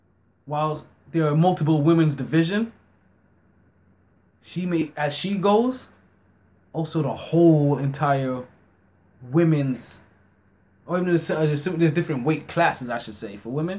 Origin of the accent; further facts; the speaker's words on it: New York City, New York, United States; I'm a soldier. I'm from Brooklyn.